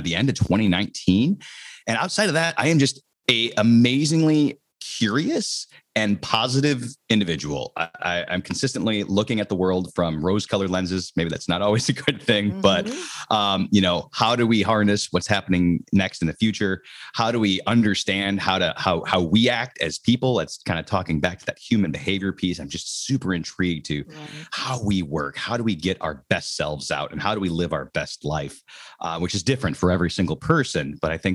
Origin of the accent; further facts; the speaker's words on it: Minneapolis, Minnesota, United States; moved away as an adult; also born or lived in Miami; born and raised in Minneapolis, Minnesota, up in the cold, cold north